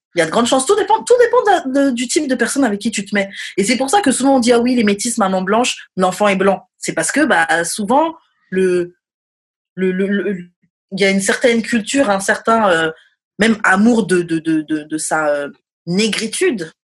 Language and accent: French; France; moved away as an adult; also born or lived in Montreal; nous, en France, on dit un menu